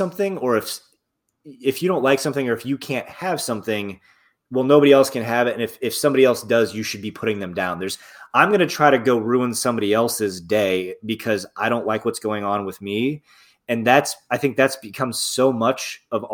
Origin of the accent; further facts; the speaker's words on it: South Bend, Indiana, United States; I grew up in like Northern Indiana.